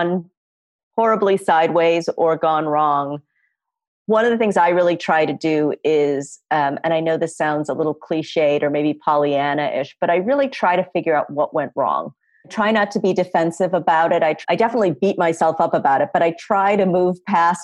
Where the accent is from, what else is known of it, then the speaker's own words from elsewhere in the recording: Chicago suburbs, Illinois, United States; moved away as an adult; also born or lived in Norfolk, Virginia; I was this kid from the Chicago suburbs.